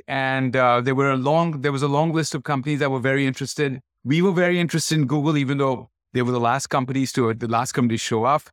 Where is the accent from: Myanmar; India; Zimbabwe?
India; Kolkata, West Bengal; moved away; born and brought up in Calcutta